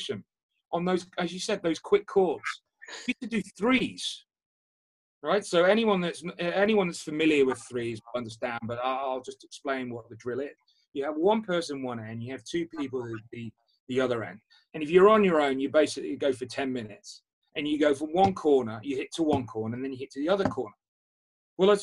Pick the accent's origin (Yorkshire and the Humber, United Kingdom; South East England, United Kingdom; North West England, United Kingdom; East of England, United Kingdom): North West England, United Kingdom; Liverpool; when I was coming from Liverpool